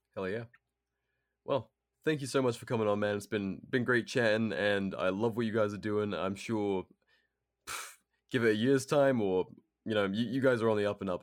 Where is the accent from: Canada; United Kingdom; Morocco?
United Kingdom; moved away; as a Brit